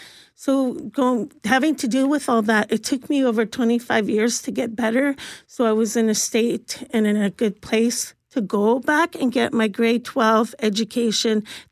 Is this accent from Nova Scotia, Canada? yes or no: no; Ontario, Canada; also born or lived in Columbus, Ohio; now in Winnipeg, Canada; And I come from Ontario, so I have no idea how that process happened. But in the end, I was in foster homes and then shipped off to Columbus, Ohio with a Christian pastor and his adult sons.